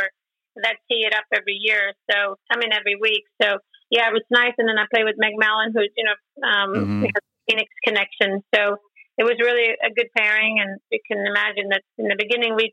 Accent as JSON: {"language": "English", "country": "Sweden", "tie": "born or raised there", "also_born_or_lived": "Orlando", "moved": "as an adult", "said": "growing up in Sweden in the Swedish national team"}